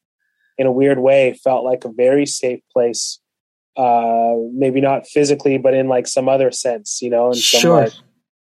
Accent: London, Ontario, Canada; also born or lived in Kenya; my hometown of London, Ontario

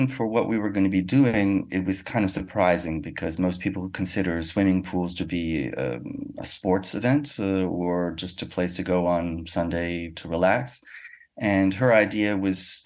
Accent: United States; now in Paris, France; I'm a musician from America, but I live in Paris, France

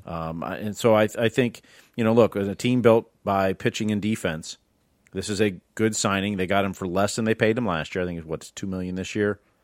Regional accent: Midwest, United States; now in Florida, United States; I grew up in the Midwest

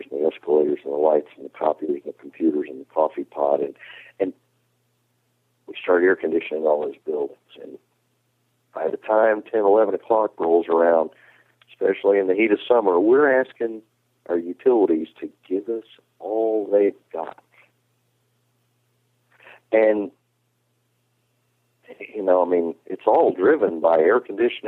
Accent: North Carolina, United States; In my home state of North Carolina

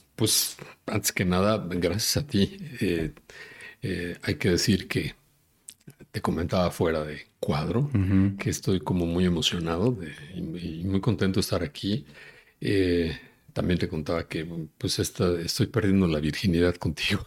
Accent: Mexico City, Mexico; Yo soy de la Ciudad de México, yo nací aquí

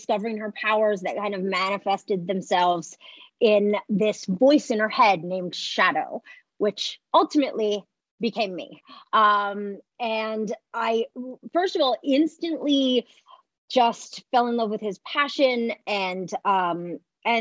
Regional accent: Montreal, Quebec, Canada; I'm from Montreal and you learn to speak French first there

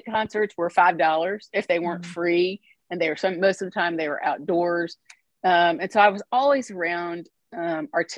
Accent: Austin, Texas, United States; moved away as an adult; also born or lived in Washington, D.C.; now in Mississippi, United States; I was born and raised in Austin, Texas

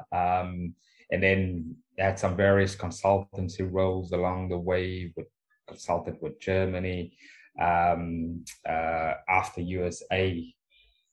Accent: Cape Town, Western Cape, South Africa; moved away as an adult; now in England; born and raised in Cape Town. Left Cape Town at about 23

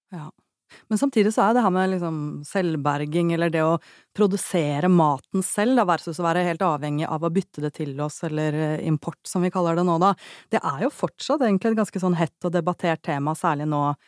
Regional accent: Oslo, Norway; da jeg vokste opp i Oslo

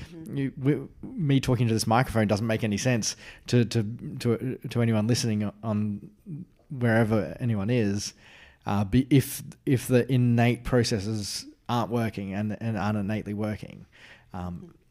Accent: Australia; as an Australian

